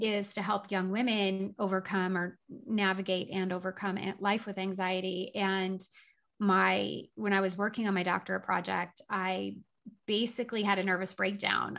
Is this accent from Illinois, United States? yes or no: yes; Southern Illinois, United States; now in Doylestown, United States; I grew up in Southern Illinois in a little teeny tiny town of about 3,000 people that was a farming community.